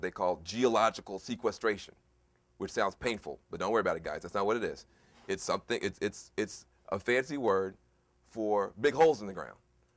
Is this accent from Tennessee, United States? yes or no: yes; Tennessee, United States; I grew up in Tennessee, so on the other end of the state